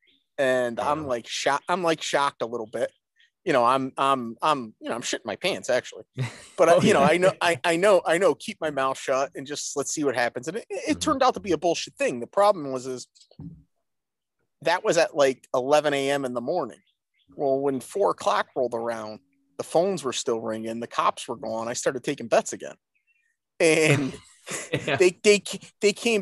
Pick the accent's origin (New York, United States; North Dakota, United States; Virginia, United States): New York, United States; Rochester; born or raised there; also born or lived in Branford, Connecticut